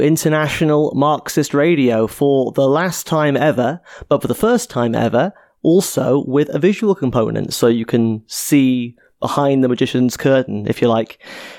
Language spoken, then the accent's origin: English; Cardiff, Wales, United Kingdom; where I grew up in Cardiff, in a working class area called Ely.